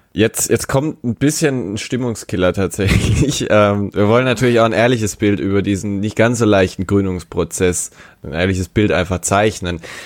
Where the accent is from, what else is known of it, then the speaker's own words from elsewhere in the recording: Baden-Württemberg, Germany; now in Stuttgart, Germany; ich komme tatsächlich aus Baden-Württemberg, aber eher aus Baden